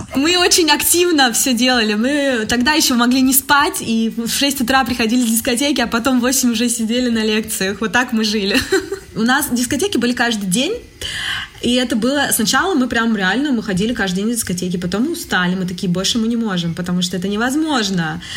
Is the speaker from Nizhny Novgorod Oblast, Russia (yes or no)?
yes; Nizhny Novgorod, Nizhny Novgorod Oblast, Russia; moved away as an adult; also born or lived in Calabria, Italy; now in Italy